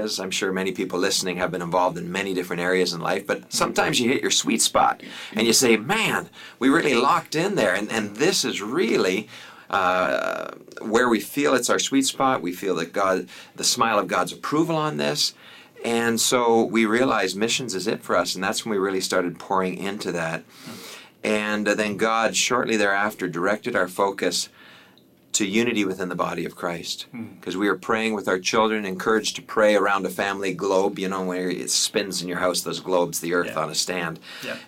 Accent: Canada; also born or lived in Africa; I'm a Canadian

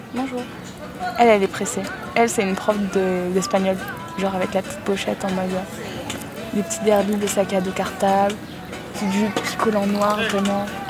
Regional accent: France

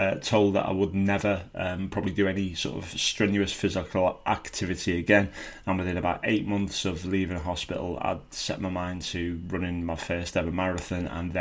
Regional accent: Birkenhead, North West England, United Kingdom; I was born in Birkenhead on the Wirral and lived there with my mum and dad and my six sisters for most of my childhood

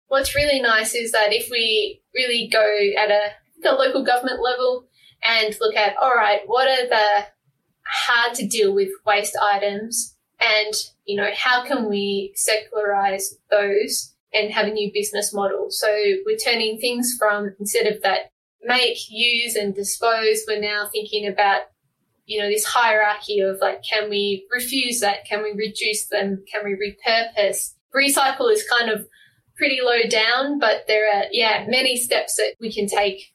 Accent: Tasmania, Australia; moved away as an adult; now in Seattle, United States; I'm from Tasmania, so you know, I like my small towns

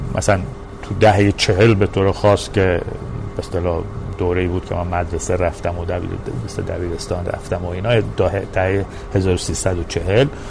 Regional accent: Iran; وطنم کجاست من در مورد شخص خودم میگم ایران

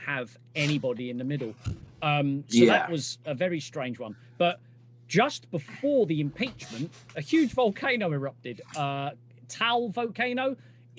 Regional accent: United Kingdom; we're bloody British

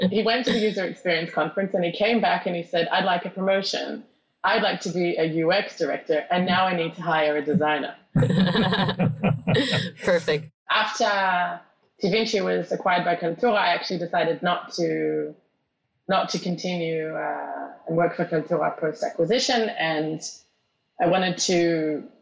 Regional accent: Israel; also born or lived in Australia; Australia and I, I moved to Israel when I was 12. That's why I speak like this.

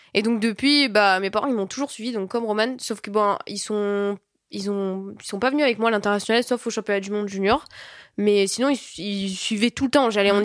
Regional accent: south of France, France; moved away; je viens bah, du sud de la France moi

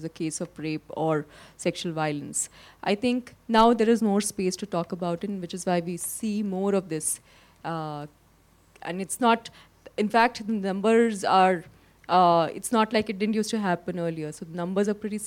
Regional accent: Lucknow, Uttar Pradesh, India; moved away as an adult; also born or lived in Delhi; I grew up in Lucknow

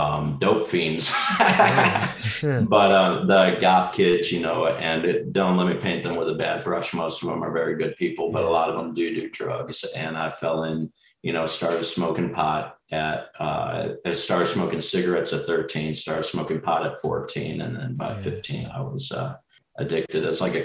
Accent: Las Vegas, Nevada, United States; I was born in Nevada. I lived in Las Vegas for most of my life

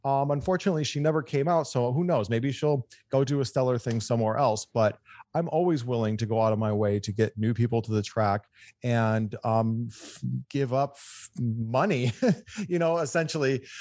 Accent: Michigan, United States; now in California, United States; I'm a Michigan boy, but I've been in California for twenty-five years.

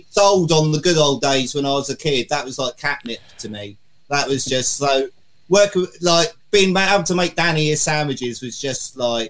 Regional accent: Southampton, South East England, United Kingdom; I'm from Southampton

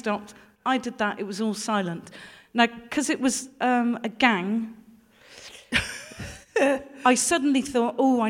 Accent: Gloucester, South West England, United Kingdom; I'm from Gloucester.

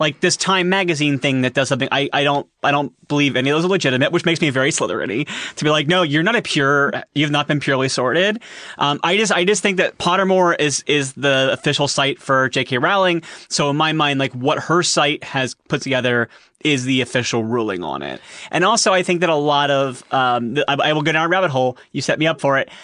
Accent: Columbus, Ohio, United States; I am from Columbus, Ohio.

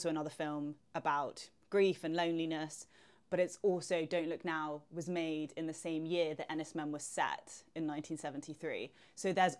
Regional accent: London, United Kingdom; the perception of Cornwall as like a Londoner is that it's like holiday destination

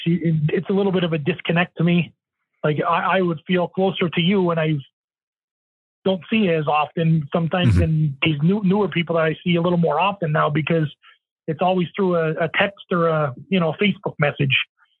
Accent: Manitoba, Canada; headlining. we're from Manitoba, you know what I mean?

